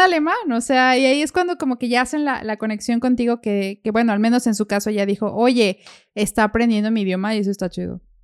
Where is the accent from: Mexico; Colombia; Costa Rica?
Mexico; moved away as an adult; now in Germany; allá de donde yo soy está Volkswagen y Audi